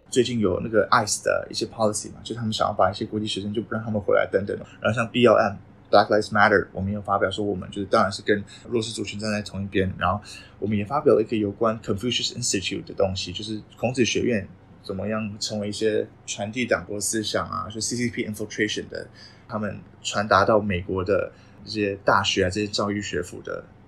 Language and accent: Chinese; Taiwan; 我觉得我是台湾人，我不觉得我是中国人。